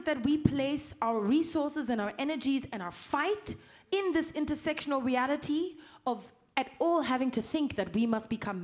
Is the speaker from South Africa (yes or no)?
yes; South Africa; I'm from South Africa